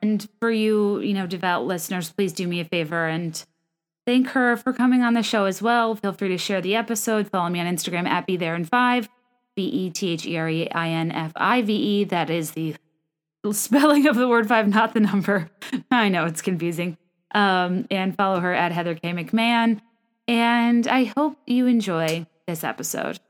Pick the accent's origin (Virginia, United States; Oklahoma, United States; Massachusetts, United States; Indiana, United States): Virginia, United States; I'm from Virginia, went to Cotillion